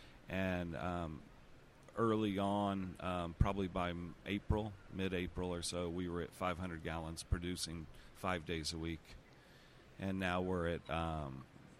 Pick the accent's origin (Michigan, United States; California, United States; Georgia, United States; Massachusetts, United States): Georgia, United States; moved away as an adult; also born or lived in New York / Colorado Springs; I'm born and raised one of those states, and that is Georgia